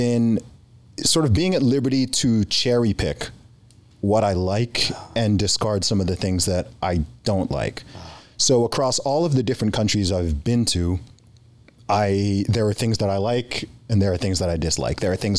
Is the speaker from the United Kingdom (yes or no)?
yes; United Kingdom; born there; also born or lived in Middle East; I'm a British citizen myself. I was born in the UK. I've lived in the UK for a long time.